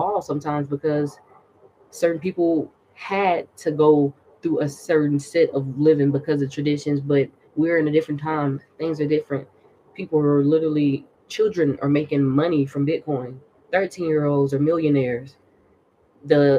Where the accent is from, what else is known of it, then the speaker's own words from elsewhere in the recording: the South, United States; I'm from the South